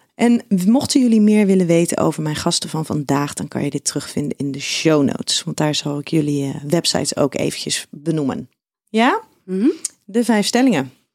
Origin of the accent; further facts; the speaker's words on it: Schiedam, South Holland, Netherlands; jij komt ook uit Schiedam, net als ik